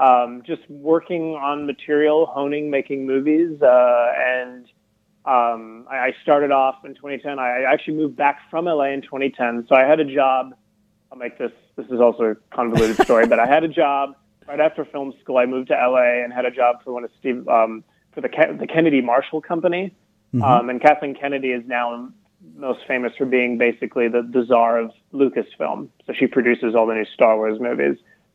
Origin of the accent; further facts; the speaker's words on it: Madagascar; I was born and raised in Madagascar.